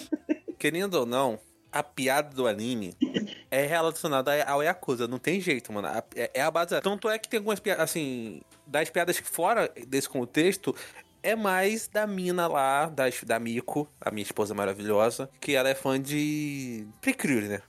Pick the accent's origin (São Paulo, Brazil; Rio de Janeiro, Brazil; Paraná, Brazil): Rio de Janeiro, Brazil